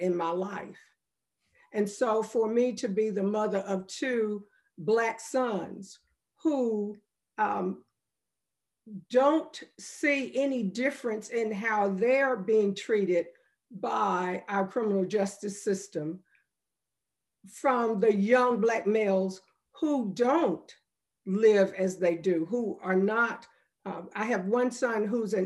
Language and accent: English; Chapel Hill, North Carolina, United States; I grew up very poor, and looking at where my family was economically when I grew up here in Chapel Hill